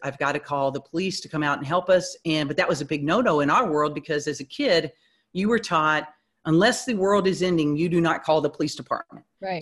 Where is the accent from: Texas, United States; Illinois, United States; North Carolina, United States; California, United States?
Texas, United States; Houston; moved away; I was born and raised in Houston, um, so that's where my my family they're they're all back there